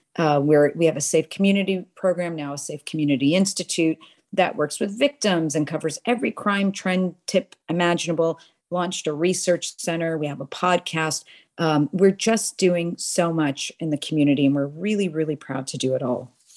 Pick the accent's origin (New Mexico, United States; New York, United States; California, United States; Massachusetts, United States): Massachusetts, United States; Boston; moved away as an adult; now in Houston, United States; born and raised in Boston, but married a Texan and found myself in Houston, Texas in two thousand and four.